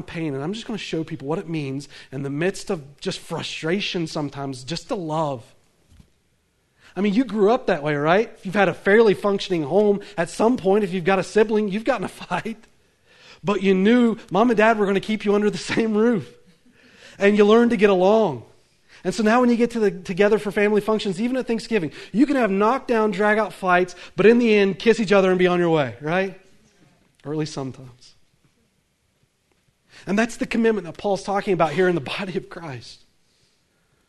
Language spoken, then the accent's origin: English; the South, United States; accent: southern; I come from the South